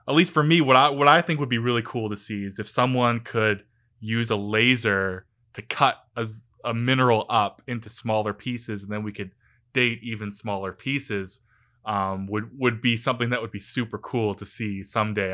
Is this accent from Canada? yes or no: yes; Vancouver, British Columbia, Canada; I grew up in the Lower Mainland in Vancouver and went to school here, did my grad school here